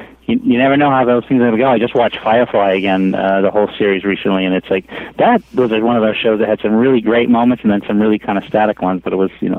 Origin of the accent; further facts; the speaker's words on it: Maine, United States; accent: thicker Boston accent; moved away; being a native Mainer